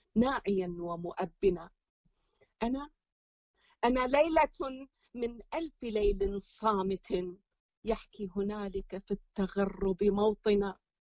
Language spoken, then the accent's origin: Arabic; Iraq; moved away as an adult; also born or lived in Syria / Jordan / Egypt; now in Belgium; اني اني من عراقيه من بلجيكا